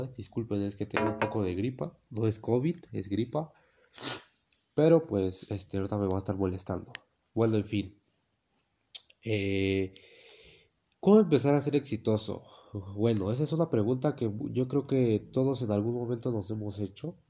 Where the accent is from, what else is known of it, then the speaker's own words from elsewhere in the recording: Mexico; en mi país, México